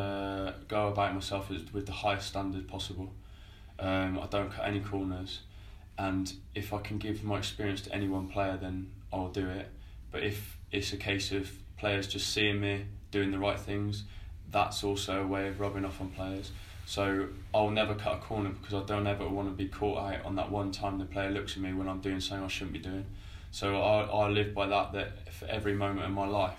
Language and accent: English; Stroud, South West England, United Kingdom; now in Chelmsford, United Kingdom; I'm from Stride, so I feel like I am West Country anyway, although I'm at the top of it.